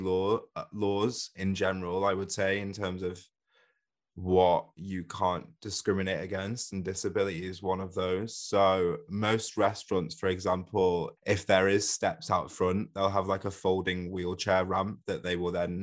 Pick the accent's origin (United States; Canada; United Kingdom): United Kingdom; Manchester, North West England; now in London, United Kingdom; I grew up in Manchester, so in North England